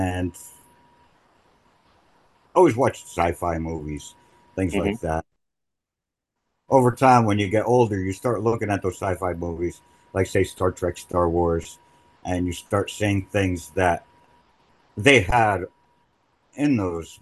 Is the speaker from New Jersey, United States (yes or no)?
yes; New Jersey, United States; I was born and raised in Jersey